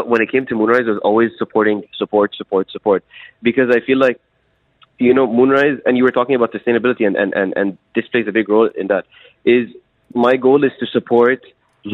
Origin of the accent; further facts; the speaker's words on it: Dubai, United Arab Emirates; I was born and raised in Dubai